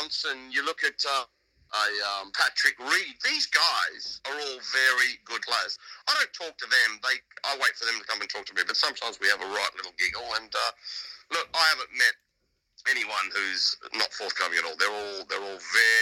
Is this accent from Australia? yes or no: yes; Australia; now in United Kingdom; As an Australian